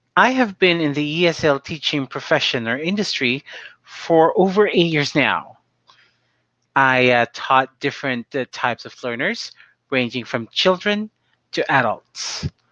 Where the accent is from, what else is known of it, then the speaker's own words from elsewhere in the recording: Philippines; I am from the Philippines